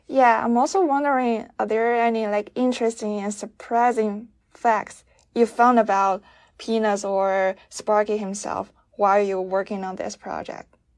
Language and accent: English; China; I'm from China